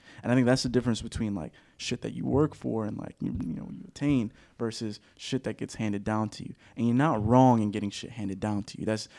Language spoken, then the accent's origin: English; New Orleans, Louisiana, United States; moved away; growing up in New Orleans